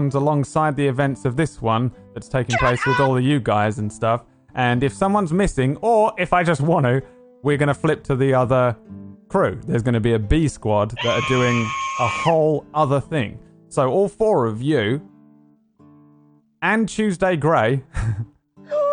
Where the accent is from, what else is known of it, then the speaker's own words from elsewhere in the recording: London, United Kingdom; I'm from London.